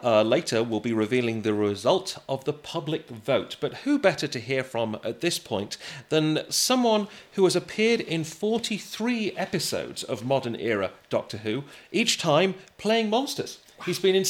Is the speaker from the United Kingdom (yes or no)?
yes; Blackpool, North West England, United Kingdom; my hometown of Blackpool.